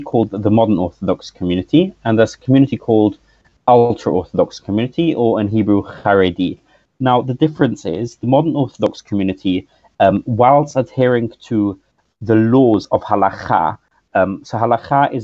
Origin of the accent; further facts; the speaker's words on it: London, United Kingdom; The community I grew up in is in London